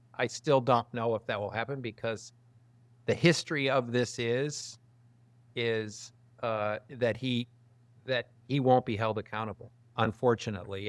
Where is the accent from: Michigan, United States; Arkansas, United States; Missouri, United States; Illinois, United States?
Michigan, United States; Detroit; now in Texas, United States; I'm from Detroit originally